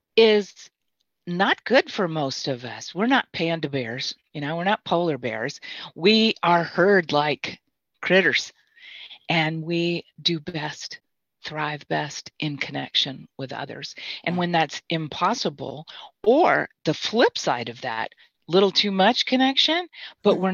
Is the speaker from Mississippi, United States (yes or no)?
yes; Mississippi, United States; I'm from Mississippi